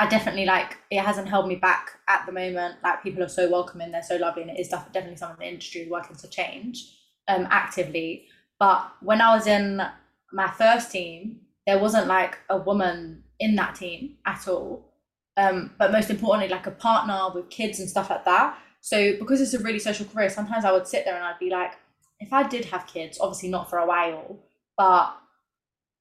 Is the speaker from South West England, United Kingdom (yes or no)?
no; London, United Kingdom; accent: cockney; Londoners, people who spoke like me, because sometimes, especially when I'm drunk, like, my accent turns very cockney